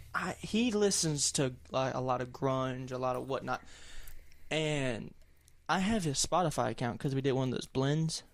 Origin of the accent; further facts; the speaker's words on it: the South, Southern United States, United States; accent: thick Southern; I have a pretty thick Southern accent, and it fluctuates depending on who I'm talking